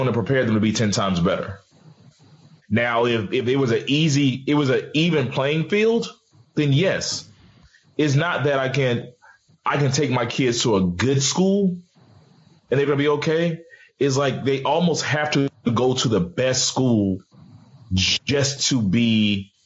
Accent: Tumwinville, Texas, United States; also born or lived in Missouri City, Texas; growing up in Tumwinville where I was

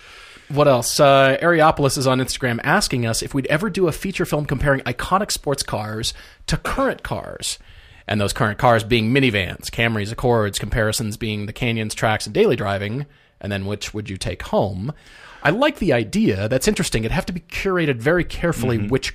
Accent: Steamboat Springs, Colorado, United States; My dad actually worked when I was growing up in Steamboat Springs on a real estate project out there

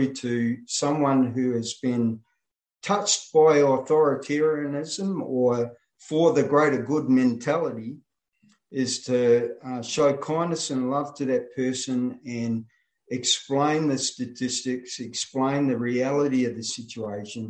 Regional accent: New Zealand; moved away as an adult; now in Australia; I grew up in New Zealand as a kid

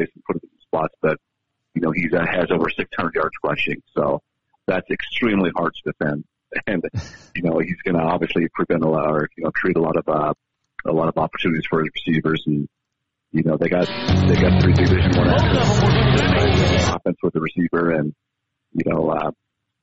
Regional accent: Baker, Montana, United States; moved away; I'm from the East. I'm from Baker.

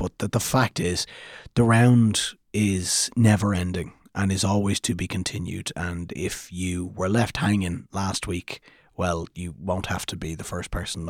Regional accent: Dublin, Leinster, Ireland; I'm from Dublin, originally. I'm from Clondalkin.

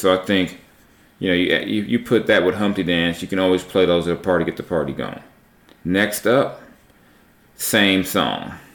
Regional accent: Southern California, United States; I was a kid growing up in Southern California at that time

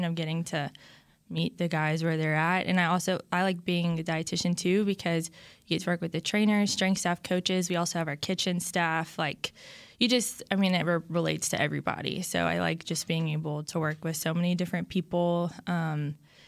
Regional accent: Baton Rouge, Louisiana, United States; I'm from Baton Rouge, Louisiana, and I went to LSU

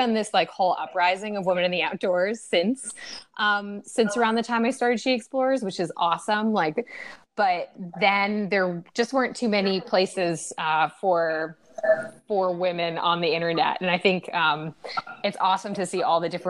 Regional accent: New Hampshire, United States; moved away; I grew up in New Hampshire. I never thought I would choose New Hampshire to be my home again

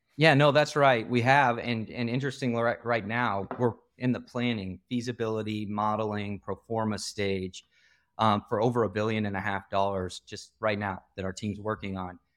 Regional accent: Iowa, United States; moved away; I'm from the Midwest originally. I'm from Iowa

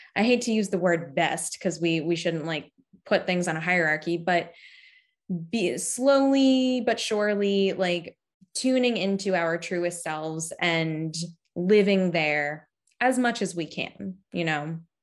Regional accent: Cape Cod, Massachusetts, United States; I'm from Cape Cod, Massachusetts, so I've always lived near the ocean, um, for most of my life

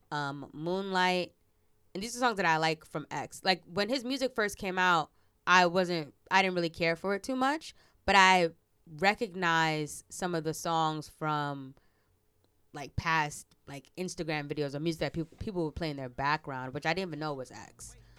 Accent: Teaneck, New Jersey, United States

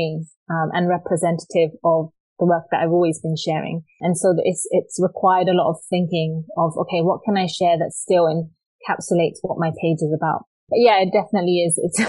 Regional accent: England, United Kingdom; moved away; growing up in England and growing up in a conservative Sikh family and being a brown girl, what that experience has been like. And then, of course, moving to another country.

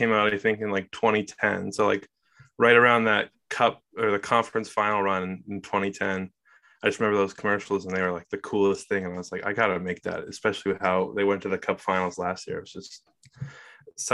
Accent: Southern Ontario, Canada; I'm from Southern Ontario

